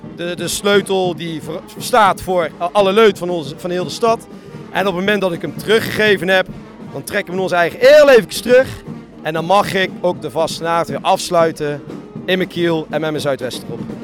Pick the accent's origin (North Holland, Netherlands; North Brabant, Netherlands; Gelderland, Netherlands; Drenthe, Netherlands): North Brabant, Netherlands; Bergen op Zoom; bij ons in Bergen